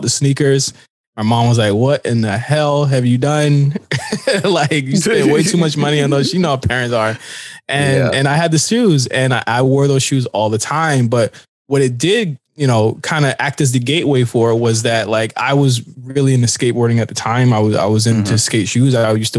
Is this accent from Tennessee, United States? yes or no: no; Norfolk, Virginia, United States; moved away as an adult; now in Los Angeles, United States; I'm from Norfolk, Virginia. I moved to LA a couple years ago